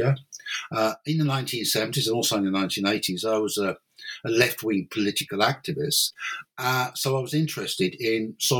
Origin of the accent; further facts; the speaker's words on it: London, United Kingdom; moved away as an adult; now in Cork, Ireland; Originally, I'm English or British. I came from I'm from London basically, and then in 1992 I moved to Ireland to take up an academic post at University College Cork